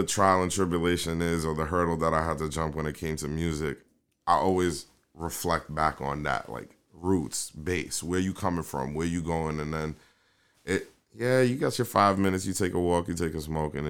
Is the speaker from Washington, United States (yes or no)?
no; New York City, New York, United States; accent: New York; also born or lived in Kingston, Jamaica; I'm from South Bronx, Soundview